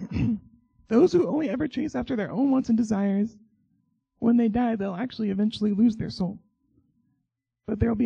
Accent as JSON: {"language": "English", "region": "Oklahoma", "country": "United States", "moved": "as an adult", "lives_now": "Michigan, United States", "said": "I'm from Oklahoma"}